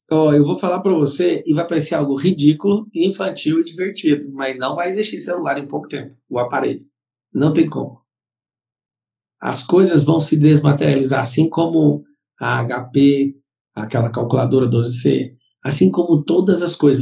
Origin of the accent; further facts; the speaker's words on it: Brazil; Nós somos brasileiros